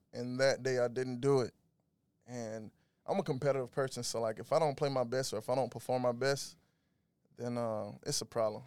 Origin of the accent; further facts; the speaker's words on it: Macon, Georgia, United States; moved away as an adult; also born or lived in Oakland; I'm originally from Macon, Georgia. Uh, was raised, born and raised there